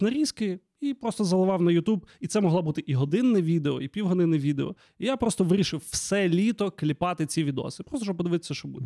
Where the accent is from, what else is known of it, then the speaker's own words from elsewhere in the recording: Lviv, Lviv Oblast, Ukraine; я взагалі виріс на Левандівці, тут на район такий собі